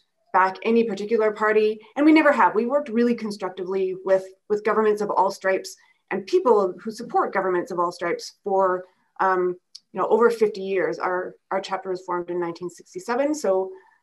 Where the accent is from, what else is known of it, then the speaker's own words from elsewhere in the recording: Manitoba, Canada; moved away as an adult; now in Alberta, Canada; I grew up in Manitoba